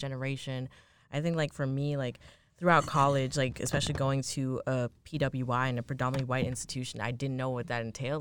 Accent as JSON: {"language": "English", "region": "New York", "country": "United States", "tie": "born or raised there", "said": "I grew up, I'm from New York"}